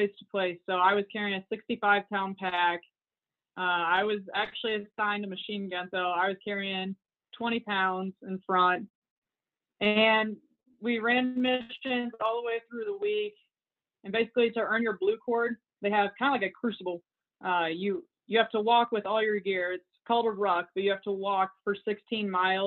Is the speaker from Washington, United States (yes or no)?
no; near Camp Atterbury, Indiana, United States; I always saw soldiers around Camp Atterbury, around my hometown